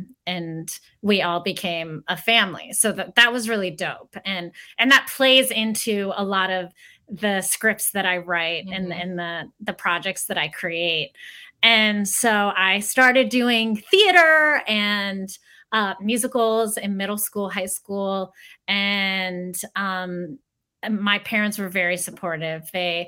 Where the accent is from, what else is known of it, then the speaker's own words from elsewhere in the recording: Greensburg, Pennsylvania, United States; So I was born and raised in the suburbs of Pittsburgh, Pennsylvania, in a little town called...